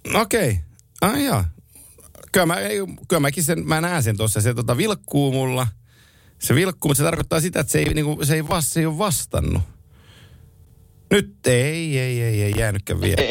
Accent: Oulu, North Ostrobothnia, Finland; mä oon Oulusta kotosi

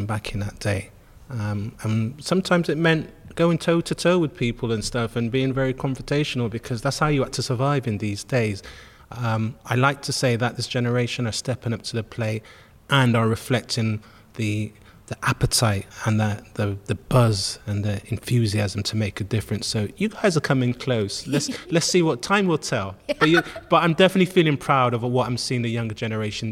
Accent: Bristol, South West England, United Kingdom; I grew up in St. Paul's, you know, and that's the heart of the Caribbean community

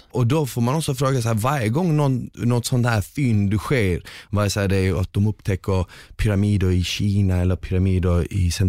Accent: northern Bosnia, Bosnia & Herzegovina; now in Sweden; Exakt, jag är från norra Bosnien, det där är typ centrala Bosnien, lite längre, vi skulle kunna säga att det är som Stockholm

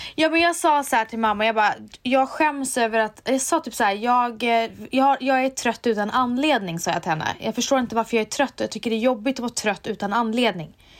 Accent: Umeå, Västerbotten County, Sweden; jag är från Umeå

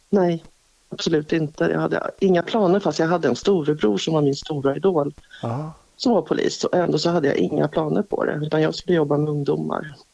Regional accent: Strängnäs, Södermanland, Sweden; also born or lived in Stockholm; jag är uppvuxen här. Jag har mitt föräldrahem 50 meter ifrån mig

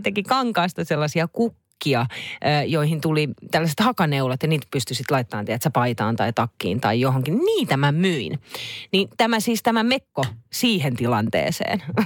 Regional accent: Naantali, Southwest Finland, Finland; kun Naantalissa on lapsuuteni viettänyt

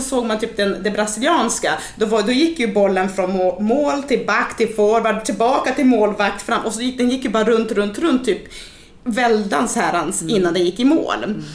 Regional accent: Umeå, Västerbotten County, Sweden; i Umeå då, där jag, där jag är ifrån

